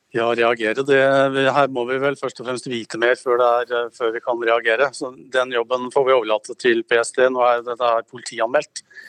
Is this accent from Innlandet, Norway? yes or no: yes; Gjøvik, Innlandet, Norway; Gjøvik, der jeg kommer ifra